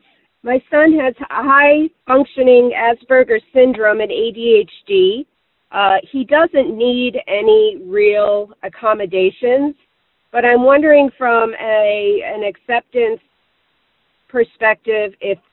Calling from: Evanston, Illinois, United States; I'm calling from Evanston, Illinois.

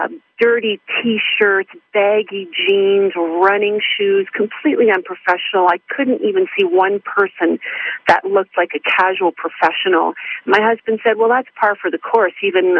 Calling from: Calgary, Alberta, Canada; I'm calling from Calgary, Alberta

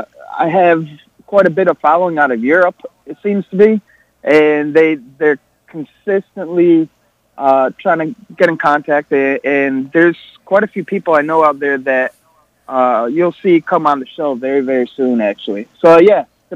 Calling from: Connecticut, United States

